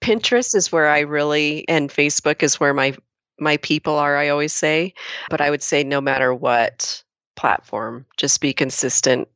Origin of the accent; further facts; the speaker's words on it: Lakeview, Oregon, United States; the same little hometown that I do.